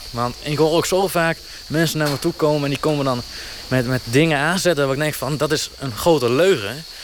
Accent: Noord-Sleen, Drenthe, Netherlands; Ik ben eh … uh, 23 jaar en eh, ik kom uit Noordsleen.

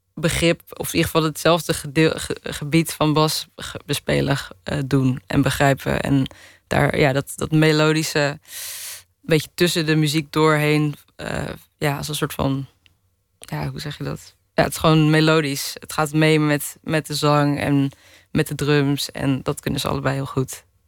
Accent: Netherlands; also born or lived in Hilversum; now in Amsterdam, Netherlands; ik ben opgegroeid in de Bijlmer en toen naar de Hilversumse Meent gegaan

